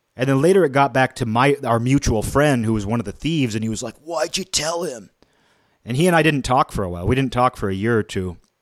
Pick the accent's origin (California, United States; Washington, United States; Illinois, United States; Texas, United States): Washington, United States; Kirkland; growing up in a middle class environment, you know, I would say my hometown of Kirkland, it was a middle class town for generations.